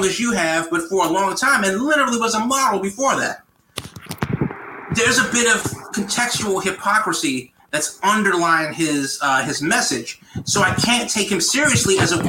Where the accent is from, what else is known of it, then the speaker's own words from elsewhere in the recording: United States; as an American